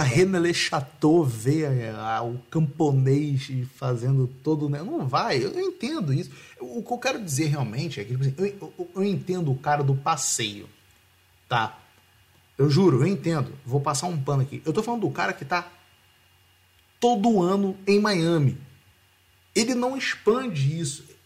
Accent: Rio de Janeiro, Brazil; eu sou do Rio

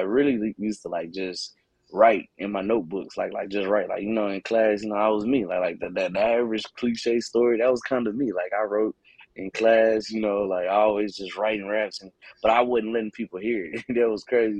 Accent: Cedar Hill, Texas, United States; I'm from Cedar Hill, Texas. It's on the other side of the outskirts of Dallas as well.

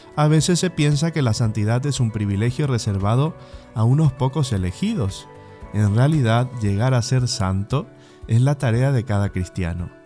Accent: Bernardo de Irigoyen, Misiones, Argentina; moved away; mi pueblo, la Argentina, Bernardo Irigoyen Misiones, a mis padres, a mis hermanos, a mis familiares que ahí están

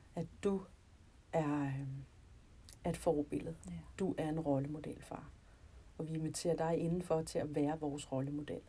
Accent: North Zealand, Capital Region of Denmark, Denmark; jeg kommer fra Nordsjælland, og øh, der, hvor jeg boede, der øh, var der ikke nogen kristne

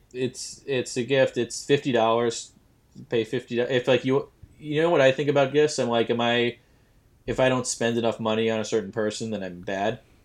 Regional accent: New York, United States; we're from New York

